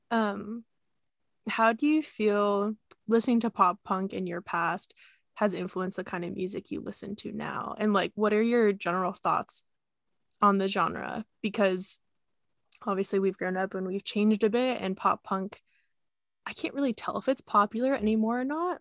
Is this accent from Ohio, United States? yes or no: no; San Diego, California, United States; We grew up together in San Diego